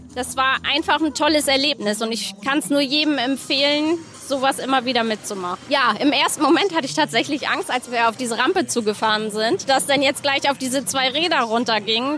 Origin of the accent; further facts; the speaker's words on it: Christianskoog, Schleswig-Holstein, Germany; Ich komme aus Christianskog